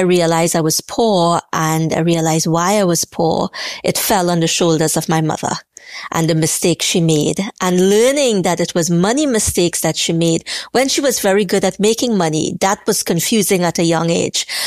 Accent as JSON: {"language": "English", "country": "Trinidad & Tobago", "tie": "born or raised there", "said": "growing up in Trinidad, growing up poor"}